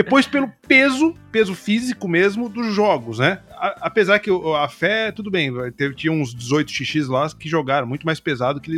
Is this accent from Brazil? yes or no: yes; Alegre, Espírito Santo, Brazil; Nós somos de, de Alegre mesmo.